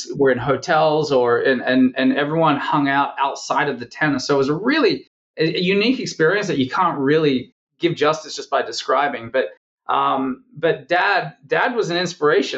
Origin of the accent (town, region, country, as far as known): Perth, Western Australia, Australia; born or raised there; moved away as an adult; now in United States